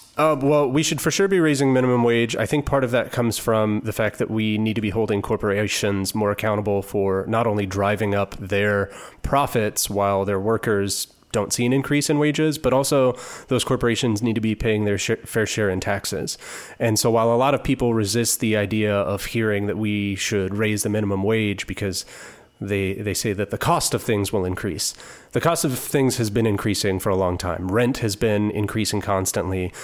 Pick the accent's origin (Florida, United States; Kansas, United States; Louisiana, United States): Kansas, United States; Topeka; moved away as an adult; now in Kansas City, United States; I was born and raised in Topeka.